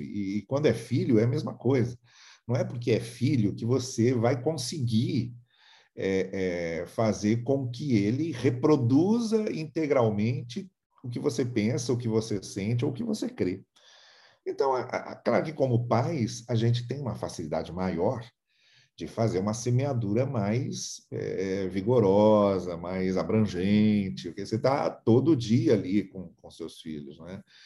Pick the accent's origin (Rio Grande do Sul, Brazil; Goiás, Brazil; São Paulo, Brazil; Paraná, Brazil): São Paulo, Brazil; moved away; also born or lived in Rio de Janeiro / Campos / Teresópolis; Eu sou de São Paulo.